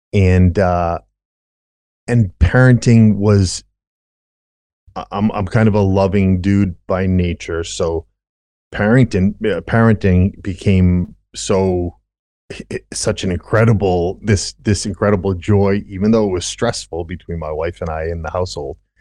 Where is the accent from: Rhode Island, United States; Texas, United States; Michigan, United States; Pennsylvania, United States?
Rhode Island, United States; born and raised in Rhode Island